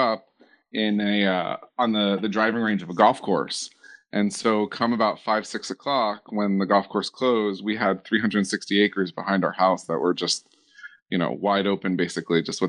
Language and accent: English; Miami, Florida, United States; also born or lived in Gainesville, Florida; now in West Palm Beach, United States; I grew up down in Miami and lived in the kind of like the north end of Dade County